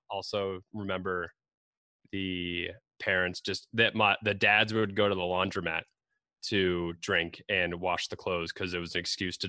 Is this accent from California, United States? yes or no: no; Cleveland, Ohio, United States; I'm from Cleveland, so also a Midwest guy.